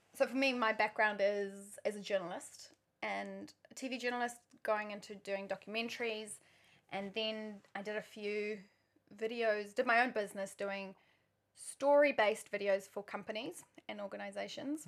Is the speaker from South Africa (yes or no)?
yes; South Africa; also born or lived in New Zealand; now in Auckland, New Zealand; I'm South African originally, but I've spent more than half my life in New Zealand.